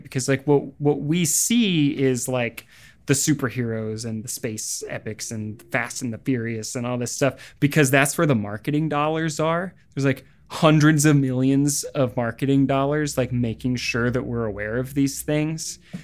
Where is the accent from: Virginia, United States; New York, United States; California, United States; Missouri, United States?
Missouri, United States; Springfield; moved away; also born or lived in Los Angeles; my hometown of Springfield, Missouri